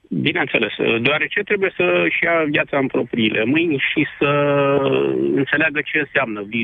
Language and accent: Romanian; Roșiori de Vede, Teleorman County, Romania; noi suntem din Roșiori, nu din Alexandria.